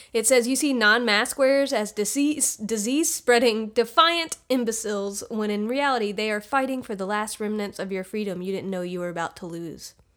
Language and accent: English; United States; I'm from the U S